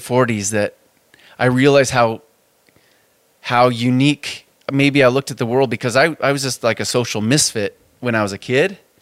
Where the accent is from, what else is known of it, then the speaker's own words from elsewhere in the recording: Spokane, Washington, United States; I grew up on the South Hill of Spokane